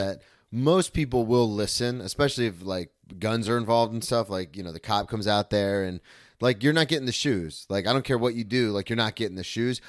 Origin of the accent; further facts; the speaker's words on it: Florida, United States; I grew up in Florida